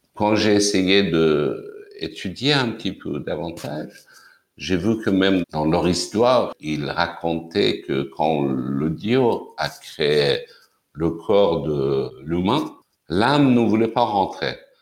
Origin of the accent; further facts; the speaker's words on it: Tehran, Tehran Province, Iran; French is a second language; moved away as an adult; now in France; je suis né à, Téhéran en 1955. évidemment, euh, quand j'étais étudiant, comme beaucoup d'autres étudiants iraniens